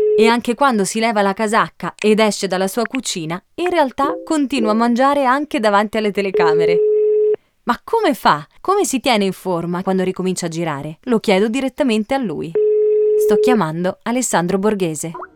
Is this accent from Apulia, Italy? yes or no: no; Sicily, Italy; Da buona siciliana